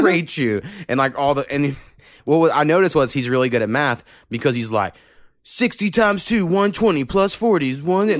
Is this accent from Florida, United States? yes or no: no; Oklahoma, United States; I grew up in Oklahoma